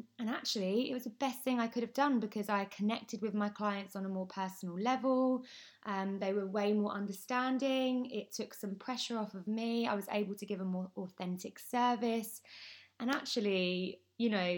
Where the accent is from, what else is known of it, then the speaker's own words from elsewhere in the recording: Essex, East of England, United Kingdom; I am from Essex